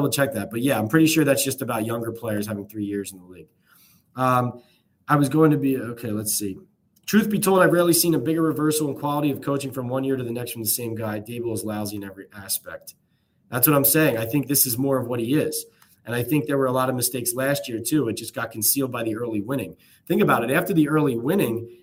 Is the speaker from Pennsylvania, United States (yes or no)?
yes; Philadelphia, Pennsylvania, United States; moved away as an adult; also born or lived in New York, New Jersey area; now in New York/New Jersey area, United States; I grew up in Philadelphia.